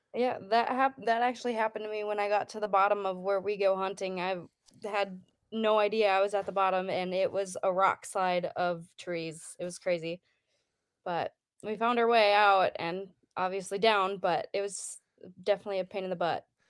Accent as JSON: {"language": "English", "region": "Wisconsin", "country": "United States", "tie": "born or raised there", "moved": "yes", "lives_now": "Idaho, United States", "said": "I grew up in Wisconsin"}